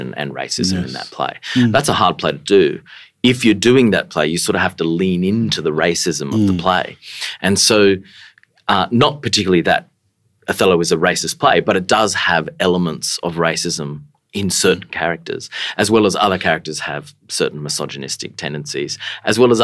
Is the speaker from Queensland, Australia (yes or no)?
yes; Far North Queensland, Australia; growing up in Far North Queensland